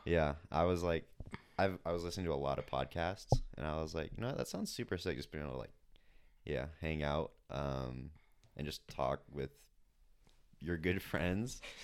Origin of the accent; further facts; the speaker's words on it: Claremont, California, United States; also born or lived in San Dimas, California; I was born in San Dimas, California